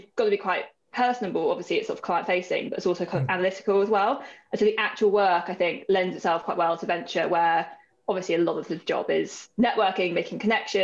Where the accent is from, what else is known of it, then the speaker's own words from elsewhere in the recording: Worcestershire, West Midlands, United Kingdom; moved away as an adult; now in London, United Kingdom; I'm originally from Worcestershire, but like been based in London for the best part of 10 years.